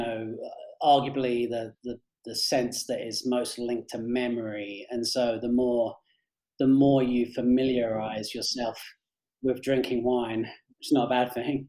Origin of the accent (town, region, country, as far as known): England, United Kingdom; moved away as an adult; also born or lived in Australia / London; now in Colorado, United States